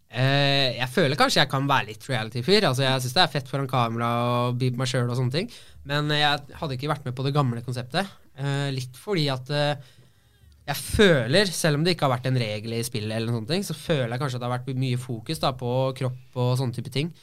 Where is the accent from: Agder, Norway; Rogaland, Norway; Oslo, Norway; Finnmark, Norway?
Oslo, Norway; also born or lived in Mysen, Indre Østfold; now in Fredrikstad, Norway; jeg er oppvokst på Ammerud